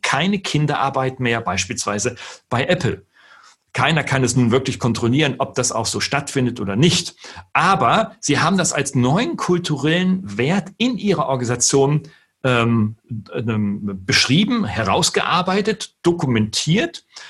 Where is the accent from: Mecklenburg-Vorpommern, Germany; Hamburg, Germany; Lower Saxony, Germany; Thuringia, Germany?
Lower Saxony, Germany; Wolfsburg; Nun bin ich gebürtiger Norddeutscher. Ich komme aus Niedersachsen in Wolfsburg geboren